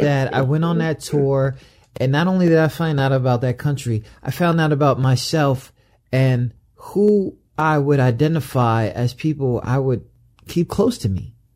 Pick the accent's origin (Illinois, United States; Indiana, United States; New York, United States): New York, United States; I'm from New York